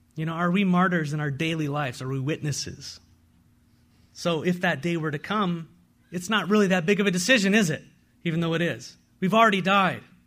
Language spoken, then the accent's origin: English; San Diego, California, United States; now in Walla Walla, United States; I come from San Diego